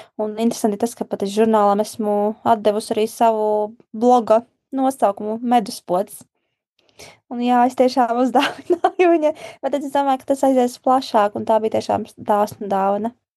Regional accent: Gulbene, Gulbene Municipality, Latvia; moved away; šis ā, projekts arī saistās ar manu dzimto pilsētu, un es rakstīšu grāmatu, kurā būs ā, manas dzimtās pilsētas ā, cilvēki

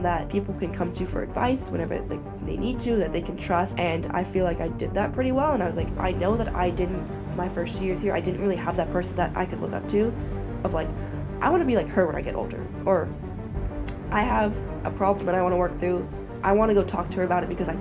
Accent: Oakland, California, United States; also born or lived in China; born and raised in the Bay Area

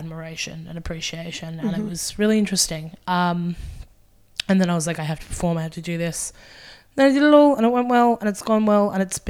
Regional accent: Gold Coast, Queensland, Australia; moved away as an adult; now in Brisbane, Australia; I'm from the Gold Coast initially as well.

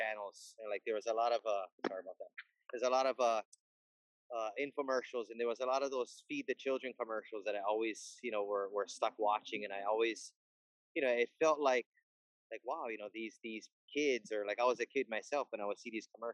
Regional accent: Hawaii, United States; I was born and raised in Hawaii

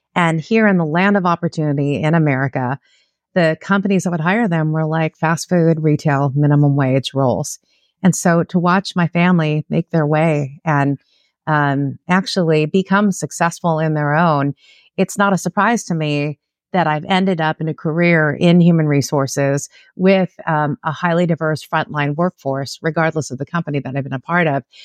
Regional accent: Los Angeles, California, United States; born and raised in Southern California. I'm a Los Angeles native, like an LA gal.

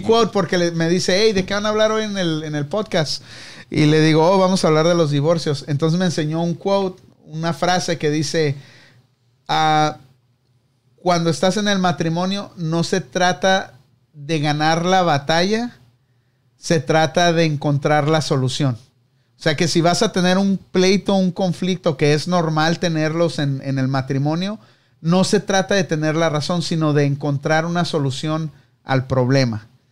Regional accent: Tijuana, Baja California, Mexico; also born or lived in Mexicali; yo nací en Mexicali, pero me crié en Tijuana, así que soy de, de Tijuana

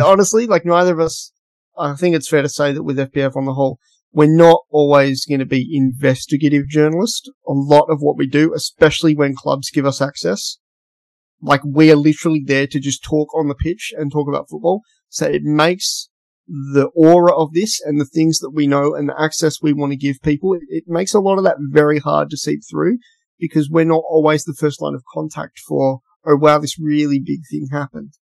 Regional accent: Western Australia, Australia; In WA, we have like FIFO workers

